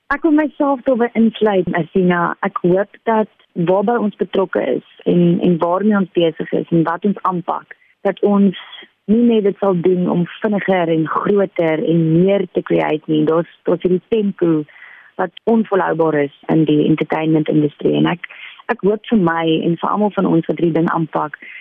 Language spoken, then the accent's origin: Afrikaans; Paarl, Western Cape, South Africa; moved away as an adult; now in Cape Town, South Africa; Ek is oorspronklik van die Parel af. Ek was daar op skool.